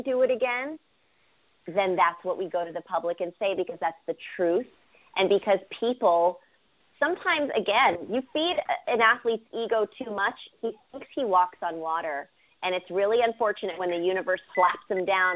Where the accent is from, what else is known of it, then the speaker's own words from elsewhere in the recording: Bay Area, California, United States; growing up in the Bay Area, my family was divided.